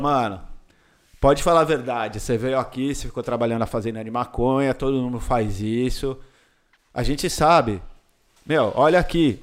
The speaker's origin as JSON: {"language": "Portuguese", "country": "Brazil", "also_born_or_lived": "Indonesia / California", "said": "sou brasileiro"}